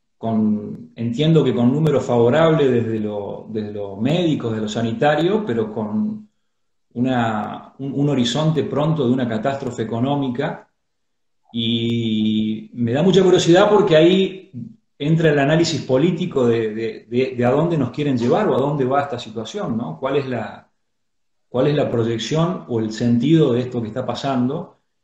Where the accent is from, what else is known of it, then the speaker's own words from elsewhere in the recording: San Francisco, Córdoba, Argentina; now in Córdoba, Argentina; En esta, que es mi ciudad natal.